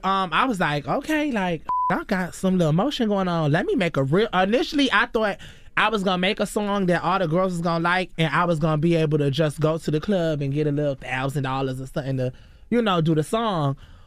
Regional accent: New York, United States; So I grew up in, like, New York and shit, too, which I had got, like, robbed.

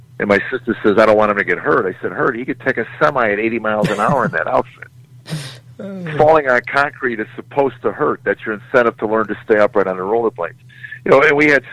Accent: Chicago, Illinois, United States; She goes, where'd you grow up? I said, Chicago

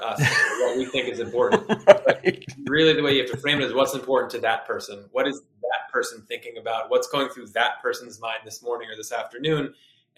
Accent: Concord, Massachusetts, United States; also born or lived in Boston, Massachusetts; I'm originally from Concord, Massachusetts. So I've been in Boston the majority of my life

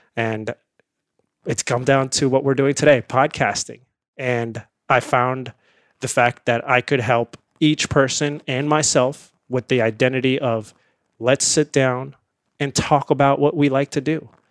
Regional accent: India; now in United States; I grew up in India

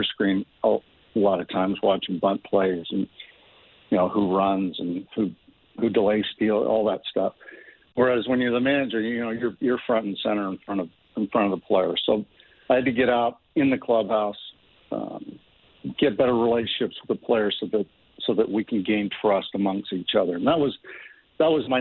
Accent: Corunna, Ontario, Canada; also born or lived in Sarnia, Ontario; I grew up in Corunna, Ontario

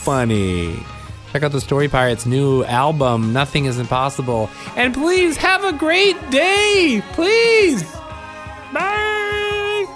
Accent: suburb of Chicago, Illinois, United States; moved away; my hometown suburb of Chicago

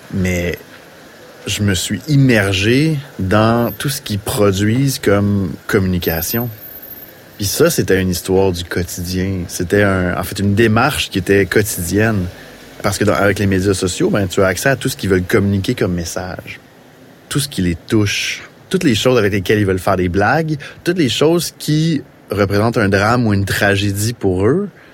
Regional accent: Saint-Jean-sur-Richelieu, Quebec, Canada; je viens de Saint-Jean-sur-Richelieu, du moins la région de Saint-Jean-sur-Richelieu

